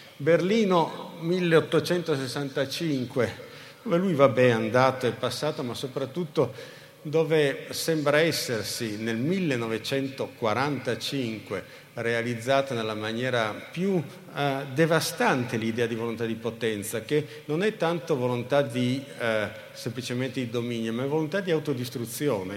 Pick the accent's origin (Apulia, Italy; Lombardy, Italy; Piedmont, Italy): Piedmont, Italy; Turin; Torino, che è la città dove sono nato, cresciuto e invecchiato